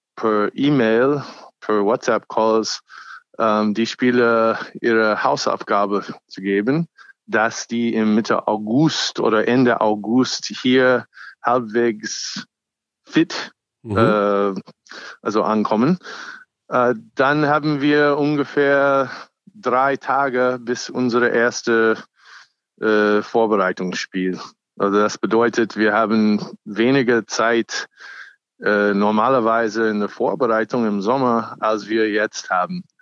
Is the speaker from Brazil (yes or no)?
no; United States; German is a second language; now in Germany; ich bin auch ursprünglich Amerikaner